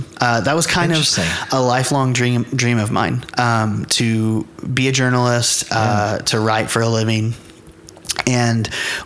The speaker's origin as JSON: {"language": "English", "region": "Oklahoma", "country": "United States", "tie": "born or raised there", "also_born_or_lived": "Henryetta, Oklahoma"}